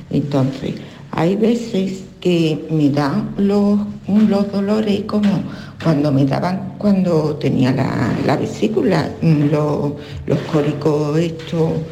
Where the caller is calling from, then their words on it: Seville, Andalusia, Spain; Hola, buenas tardes … de Sevilla.